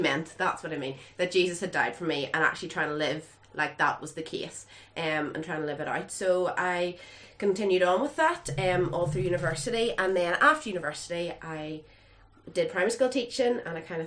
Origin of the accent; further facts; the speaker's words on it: County Tyrone, Northern Ireland, United Kingdom; I'm from Ballygolly, in County Tyrone, so not too far away from Oma